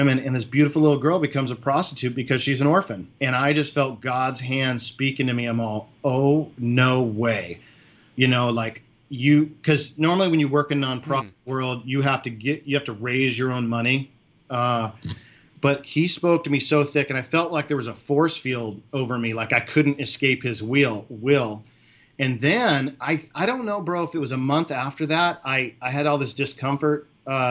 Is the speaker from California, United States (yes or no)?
yes; California, United States; moved away; also born or lived in Florida; I'm from California